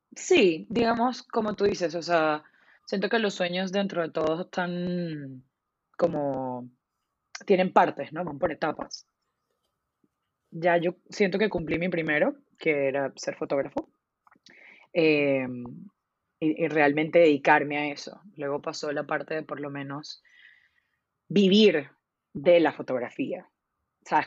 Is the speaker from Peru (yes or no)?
no; Venezuela; soy venezolana